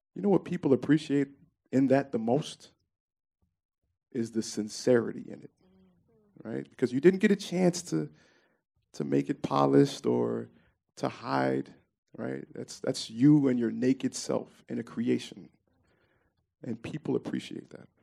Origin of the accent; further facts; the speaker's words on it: Memphis, Tennessee, United States; I grew up in Orange Mound uh, primarily.